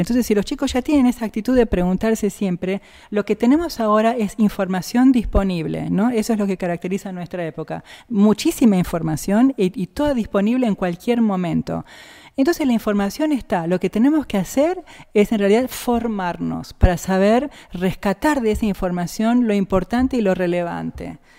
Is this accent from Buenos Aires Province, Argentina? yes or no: no; Jujuy, Argentina; also born or lived in Rosario; now in Bariloche, Argentina; ya vivíamos en Jujuy desde que yo era muy chiquita, así que yo me considero jujeña